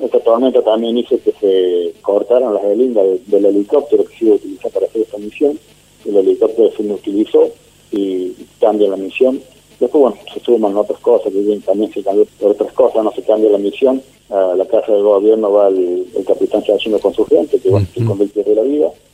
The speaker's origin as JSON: {"language": "Spanish", "town": "Elena", "region": "Córdoba", "country": "Argentina", "tie": "born or raised there", "said": "yo soy oriundo de la localidad de Elena, un pequeño pueblo del sur de Córdoba"}